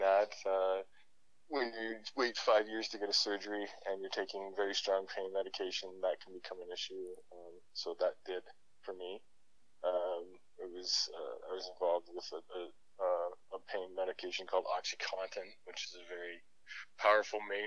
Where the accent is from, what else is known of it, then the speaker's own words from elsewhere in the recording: Toronto, Ontario, Canada; moved away as an adult; now in Calgary, Canada; I was born originally in Toronto, Ontario. I was raised there for I moved out to Calgary in 2009, so that would have been about 28.